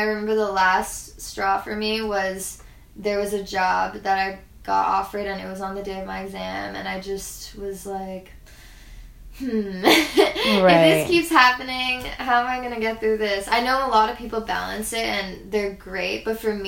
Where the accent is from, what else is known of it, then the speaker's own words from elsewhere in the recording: Toronto, Ontario, Canada; growing up in Toronto